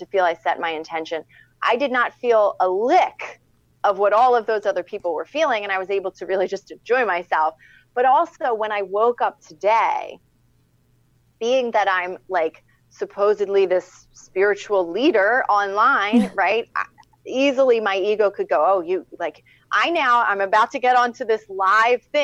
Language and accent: English; Philadelphia, Pennsylvania, United States; I'm from Philadelphia